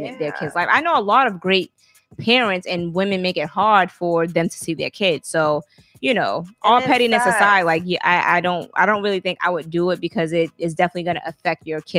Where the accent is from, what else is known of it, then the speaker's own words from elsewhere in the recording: Alabama, United States; We're from Alabama